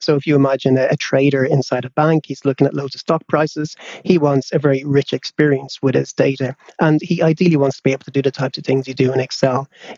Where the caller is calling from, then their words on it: London, United Kingdom; I'm calling in from London, where we're having a heat wave